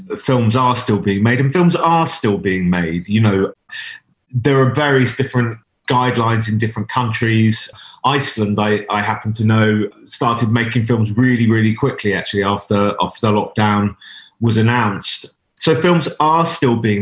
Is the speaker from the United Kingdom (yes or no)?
yes; United Kingdom; as a British Jewish filmmaker